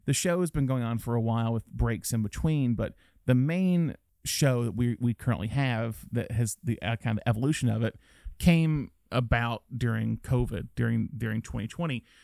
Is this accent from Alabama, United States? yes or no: yes; Alabama, United States; now in California, United States; Being from Alabama